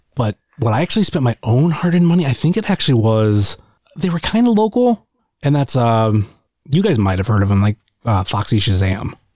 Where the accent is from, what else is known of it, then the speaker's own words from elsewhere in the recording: Akron, Ohio, United States; I'm more from the Akron area